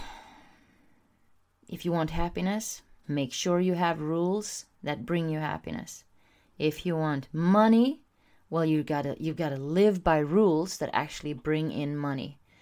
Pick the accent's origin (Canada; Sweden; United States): Sweden; I'm from Sweden